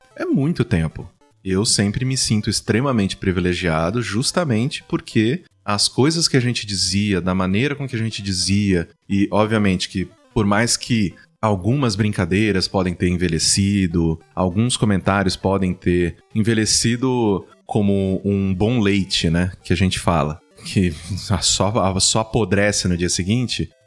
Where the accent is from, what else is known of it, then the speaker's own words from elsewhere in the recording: Mococa, São Paulo, Brazil; now in São Paulo, Brazil; Vim do interior, eu sou do interior de São Paulo, né? Sou de Mococa